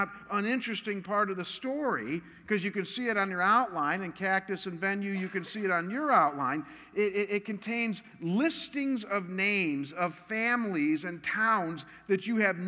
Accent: Cleveland, Ohio, United States; I'm from Cleveland

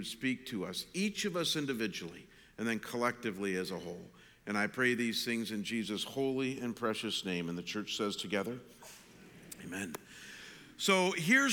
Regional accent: Midwest, United States; I grew up in the Midwest

